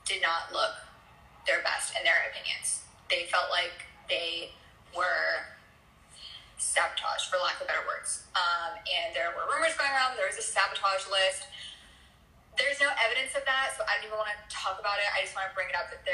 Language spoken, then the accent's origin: English; Montana, United States; from Montana